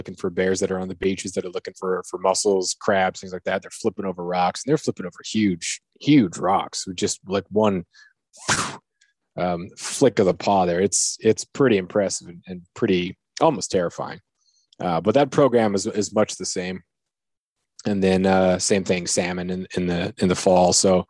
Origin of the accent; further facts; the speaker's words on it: Prince of Wales Island, Alaska, United States; You know, I grew up on Prince of Wales. We didn't have brown bears. And here on Revilla, we don't have brown bears either.